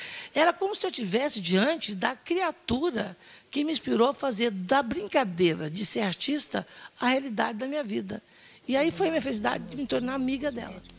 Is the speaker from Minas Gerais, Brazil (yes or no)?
yes; Minas Gerais, Brazil; moved away; also born or lived in Serrania / Poços de Caldas; Sou de Minas Gerais, criado em Açude